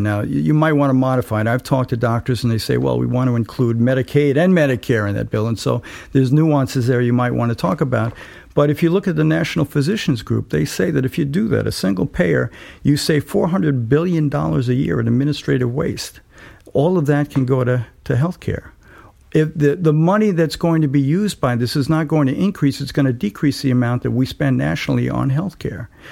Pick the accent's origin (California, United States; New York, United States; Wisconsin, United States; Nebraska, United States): New York, United States; New York City; also born or lived in Kingston, New York / New Paltz, New York; now in Woodstock, United States; I was born in Staten Island, and my family was a, a poor working class family